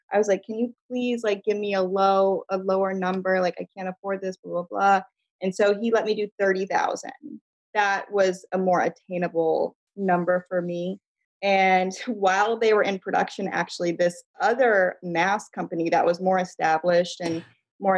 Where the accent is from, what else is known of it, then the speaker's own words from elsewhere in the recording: Midwest, United States; I'm from the Midwest